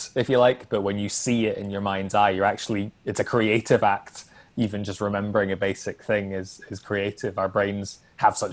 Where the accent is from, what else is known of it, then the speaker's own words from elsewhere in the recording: Ayrshire, Scotland, United Kingdom; now in Glasgow, United Kingdom; I grew up in Ayrshire, but I live in Glasgow now